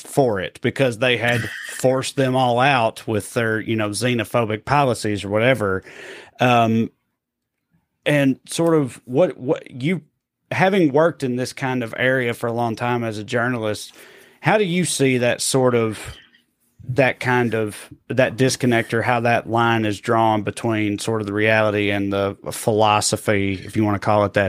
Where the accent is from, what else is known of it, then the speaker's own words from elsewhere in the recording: Tennessee, United States; I'm from Tennessee